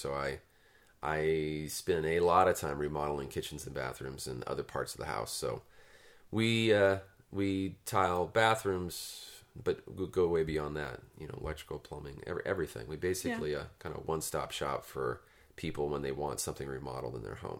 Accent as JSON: {"language": "English", "town": "Turlock", "region": "California", "country": "United States", "tie": "born or raised there", "said": "I grew up in Turlock"}